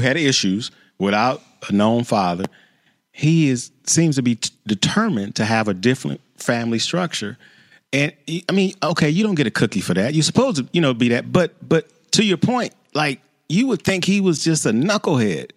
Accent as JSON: {"language": "English", "town": "Chicago", "region": "Illinois", "country": "United States", "tie": "born or raised there", "said": "I grew up in Chicago"}